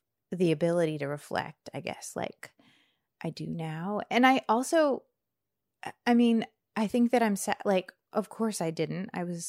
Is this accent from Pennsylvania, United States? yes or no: yes; Bradford, Pennsylvania, United States; And it's mountainous, and I don't know how it took 40 years for me to realize that my hometown is mountainous. Like, I am a mountain girl.